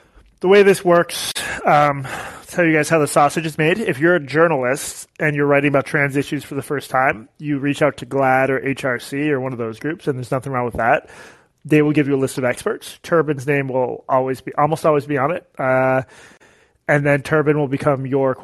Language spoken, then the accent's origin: English; United States; I'm Jewish American